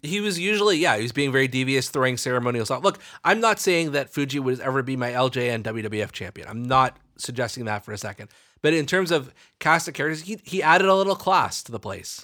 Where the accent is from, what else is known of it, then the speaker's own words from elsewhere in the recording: Canada; growing up in Canada